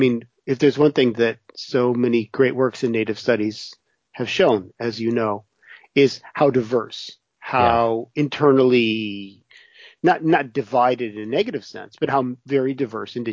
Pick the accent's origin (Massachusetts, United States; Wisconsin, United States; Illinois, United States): Wisconsin, United States; I was born and raised in Wisconsin.